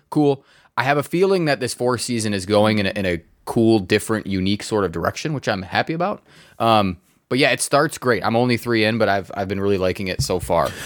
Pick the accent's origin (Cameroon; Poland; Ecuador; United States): United States; Redford, Michigan; my house growing up in Redford